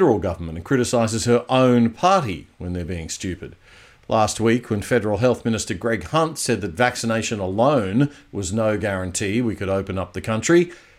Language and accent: English; Queensland, Australia; my home state of Queensland